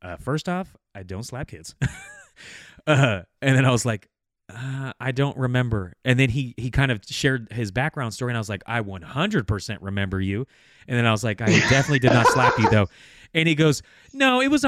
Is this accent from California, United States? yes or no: yes; Bay Area, California, United States; moved away; also born or lived in Fresno; I'm from the Bay Area. I have no connections with Fresno at all